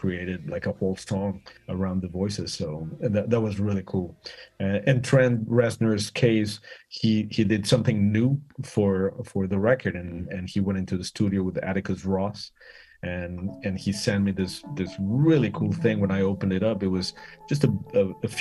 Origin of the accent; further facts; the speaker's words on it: Mexico City, Mexico; moved away as an adult; now in United States; I'm from Mexico City. I'm Mexican 100%. I moved to the States when I was 21